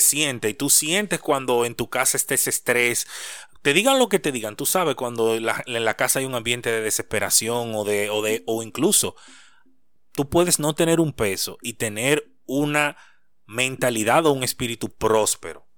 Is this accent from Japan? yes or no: no; Santo Domingo, Distrito Nacional, Dominican Republic; Yo soy nacido en Santo Domingo, pero mis padres son de Higüey.